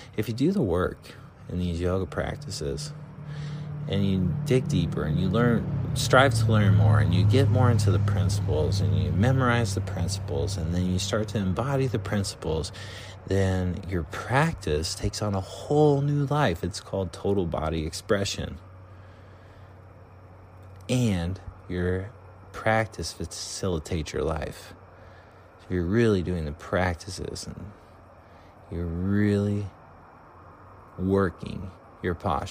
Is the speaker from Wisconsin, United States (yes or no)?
no; Durango, Colorado, United States; moved away; I grew up in Colorado and in a little town called Durango.